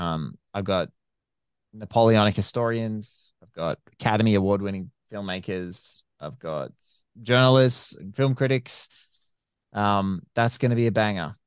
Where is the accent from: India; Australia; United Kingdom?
Australia; I'm an Aussie podcaster